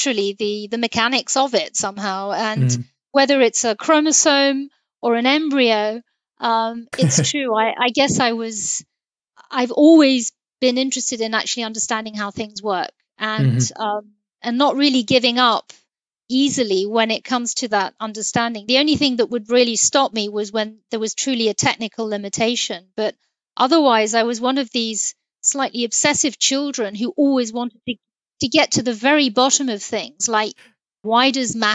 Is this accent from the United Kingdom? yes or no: yes; London, United Kingdom; I was raised in London